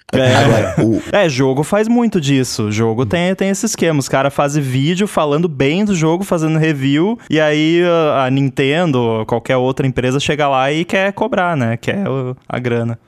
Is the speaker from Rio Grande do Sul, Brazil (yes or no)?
yes; Rio Grande do Sul, Brazil; moved away; a gente tem uma rádio comunitária lá na cidade do Rio Grande do Sul, de onde eu vim